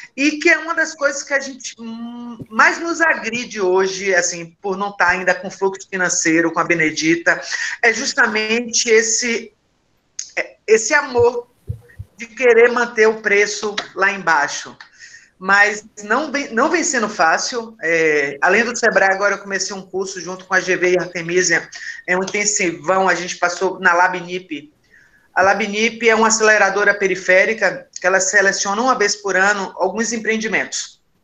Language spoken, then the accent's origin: Portuguese; Northeast Region, Brazil; eu sou nordestina, lésbica e periférica